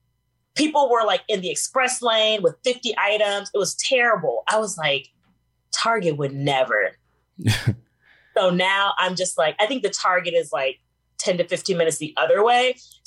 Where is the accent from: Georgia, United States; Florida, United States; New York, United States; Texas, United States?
Georgia, United States; moved away as an adult; also born or lived in Minnesota; when I lived in Minnesota, of course I told people I was from Georgia